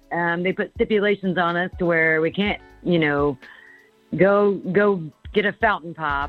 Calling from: Indiana, United States

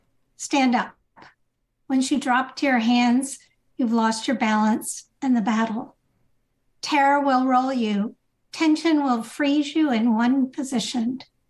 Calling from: Evanston, Illinois, United States; So I'm calling from Evanston, Illinois.

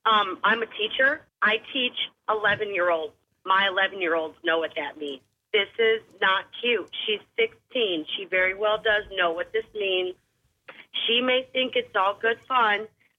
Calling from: Goose Creek, South Carolina, United States; Goose Creek.

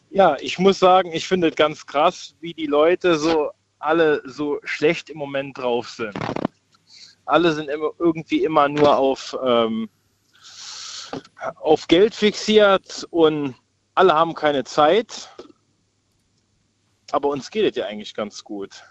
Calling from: Rhineland-Palatinate, Germany; Ich komme aus der Nähe von Trier.

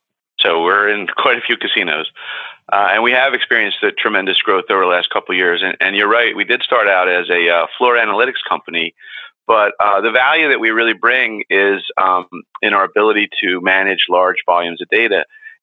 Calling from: Galloway, New Jersey, United States; I'm calling from Galloway, New Jersey, which is just outside of Atlantic City. And that's the market I started out in gaming. And I still live here and pretty close to the shore and really love this area.

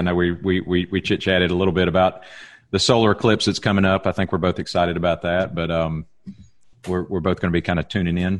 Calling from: Alabama, United States; I'm ringing you from Alabama all the way up to the great Northwest up in Oregon.

